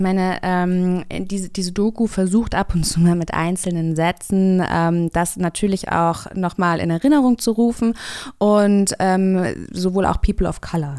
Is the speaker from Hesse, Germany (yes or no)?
yes; Kassel, Hesse, Germany; Ich komme auch aus Kassel, auch aus Hessen